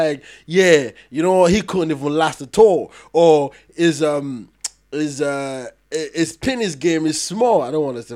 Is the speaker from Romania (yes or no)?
no; Nigeria; I'm Nigerian myself